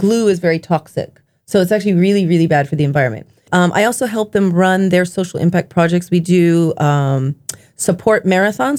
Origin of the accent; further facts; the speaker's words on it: Japan; growing up in Japan